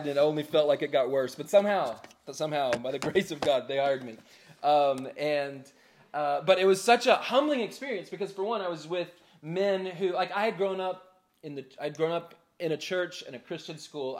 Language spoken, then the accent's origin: English; Charlotte, North Carolina, United States; I grew up in Charlotte